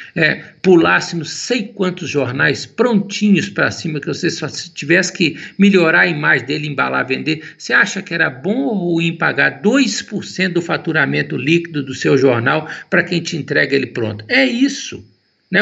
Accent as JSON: {"language": "Portuguese", "town": "Itabirito", "region": "Minas Gerais", "country": "Brazil", "tie": "born or raised there", "said": "Eu sou natural de Itabirito"}